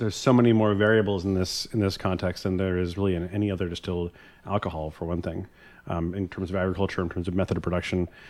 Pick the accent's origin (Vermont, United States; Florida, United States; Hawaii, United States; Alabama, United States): Vermont, United States; I grew up in Vermont in the, kind of among the organic farming community of Vermont